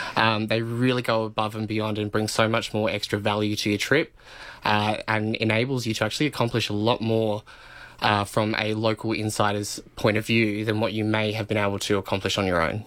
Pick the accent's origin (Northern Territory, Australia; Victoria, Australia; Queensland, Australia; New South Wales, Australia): Northern Territory, Australia; Alice Springs; I'm from Alice Springs